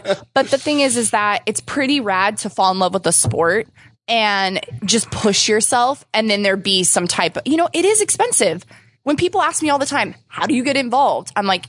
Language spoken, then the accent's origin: English; Vista, California, United States; This is my hometown games.